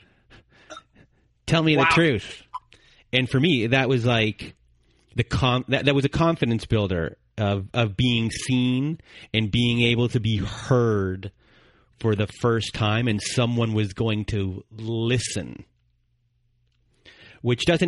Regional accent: Canada; we're Canadian.

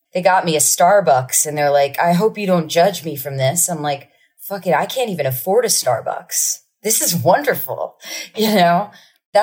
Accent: Asbury Park, New Jersey, United States; I'm from Asbury Park

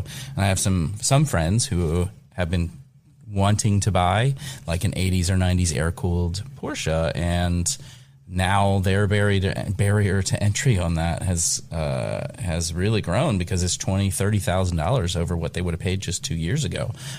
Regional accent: Kentucky, United States; I am both German from the Cincinnati area of northern Kentucky.

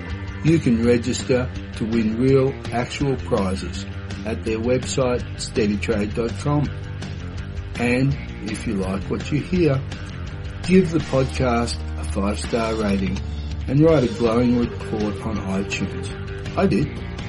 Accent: Australia; from Down Under.

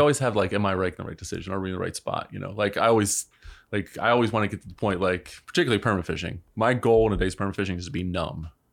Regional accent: Baltimore, Maryland, United States; I grew up in Baltimore

